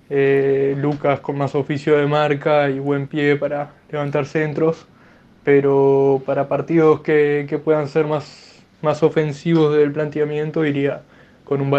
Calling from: Minas, Lavalleja, Uruguay; Bueno, buenas tardes … de Minas.

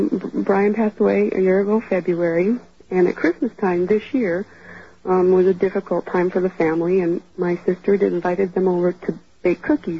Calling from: Gilbert, Arizona, United States; I'm calling from Gilbert, Arizona.

